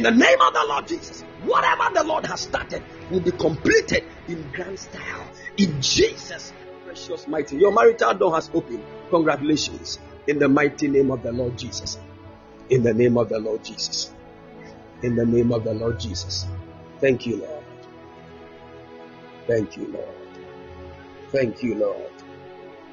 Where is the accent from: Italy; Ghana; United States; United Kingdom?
Ghana; I'm a Ghanaian